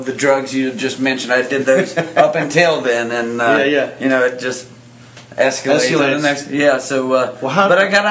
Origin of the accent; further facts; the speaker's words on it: Jackson, Ohio, United States; moved away as an adult; now in Dayton, United States; I'm from Jackson, Ohio, which is southeastern Ohio